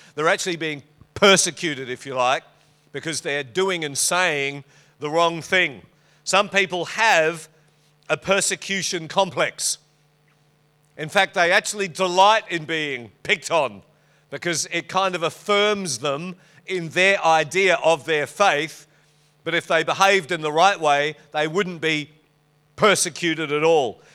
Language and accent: English; Western Australia, Australia; moved away; It's good over there. It's my home state.